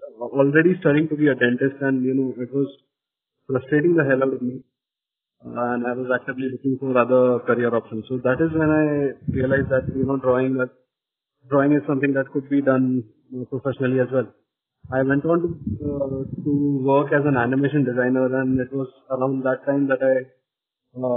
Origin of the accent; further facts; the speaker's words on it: Nagpur, Maharashtra, India; I'm from a very small town. I'm from Nagpur, where, you know, there isn't much information about alternative careers